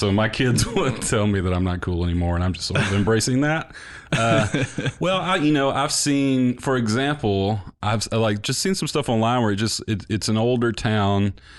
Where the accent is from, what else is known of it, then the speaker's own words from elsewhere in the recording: Bruce, Mississippi, United States; also born or lived in Starkville; now in Oxford, United States; I grew up just outside of Bruce